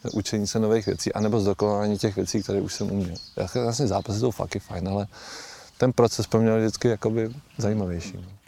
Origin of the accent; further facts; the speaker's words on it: Holice, Pardubice Region, Czechia; moved away; Já jsem se narodil v Holicích, eh, moji rodiče tam žijou celý život do dneška a jsou takový holický patrioti